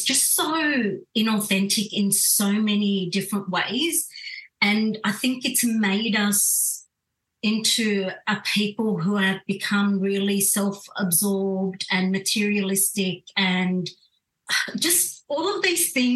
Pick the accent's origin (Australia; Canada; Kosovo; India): Australia; I was born in Australia, brought up